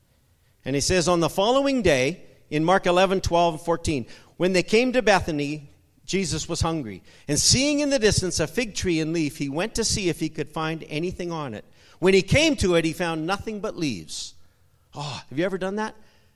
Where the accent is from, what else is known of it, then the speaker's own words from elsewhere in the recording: Guatemala; It's like me growing up, being 30 years in Guatemala. I know when there's mangoes on the tree.